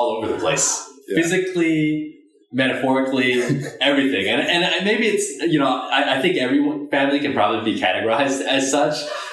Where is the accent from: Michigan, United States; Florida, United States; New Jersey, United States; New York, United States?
New Jersey, United States; Edison; also born or lived in Baltimore, Maryland / Ohio; where I grew up, it's definitely New Jersey